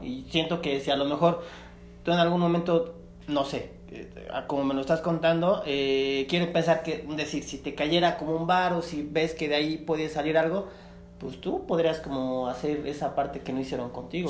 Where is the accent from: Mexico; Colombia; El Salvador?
Mexico; Chiapas; yo soy de Chiapas